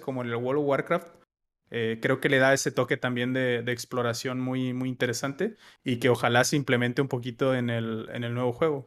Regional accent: Mexico; como buen mexicano

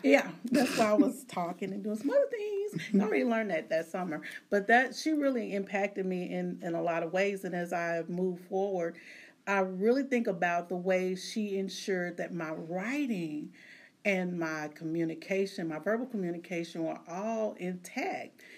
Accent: Arkansas Delta, United States; I'm from Arkansas, so there was where I'm from in in the Delta region of the United States. There's nothing but farmers, preachers, and teachers.

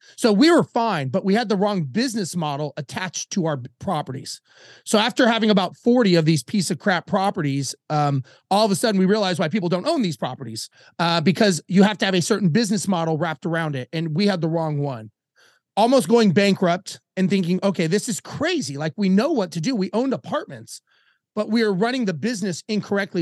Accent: Los Angeles, California, United States; moved away; I grew up in Los Angeles

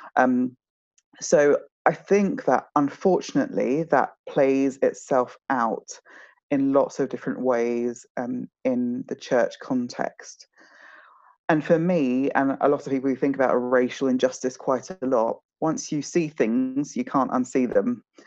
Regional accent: South East England, United Kingdom; also born or lived in Nigeria / Kent / Hertfordshire / London; as a family of five Nigerians um, living in the home counties, so Kent, um, Hertfordshire, uh, and in and around London suburbs

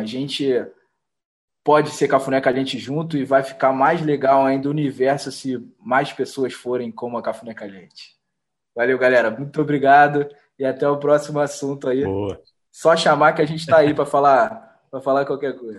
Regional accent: Rio de Janeiro, Brazil; a gente vindo daqui do Rio de Janeiro, a gente sendo carioca

